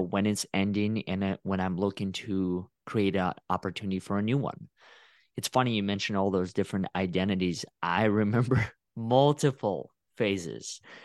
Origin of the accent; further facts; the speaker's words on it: Russia; now in Texas, United States; I just say from Russia